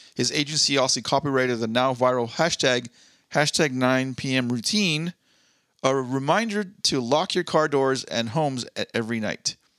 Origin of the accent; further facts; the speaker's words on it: Southern California, United States; moved away; I'm born and raised in SoCal